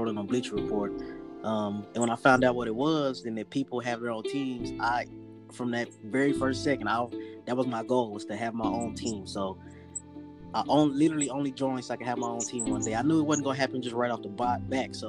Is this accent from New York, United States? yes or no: no; Dallas, Texas, United States; now in Tulsa, United States; I grew up in Dallas, Texas